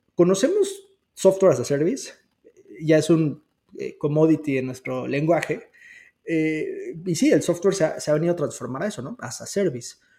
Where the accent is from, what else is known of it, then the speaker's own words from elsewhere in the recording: Mexico; somos mexicanos